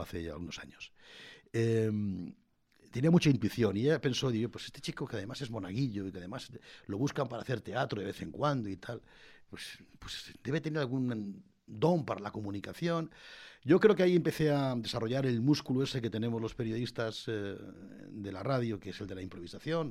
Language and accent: Spanish; La Puebla de Almoradiel, Castilla-La Mancha, Spain; moved away; also born or lived in Madrid; en la Puebla del Moradiel me llevaron mis padres después de nacer en Madrid.